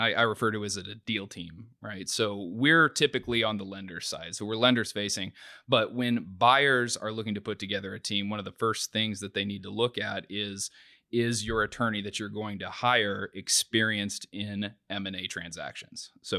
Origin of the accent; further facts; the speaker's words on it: New Castle, Indiana, United States; I grew up in Newcastle, Indiana, ended up going to Purdue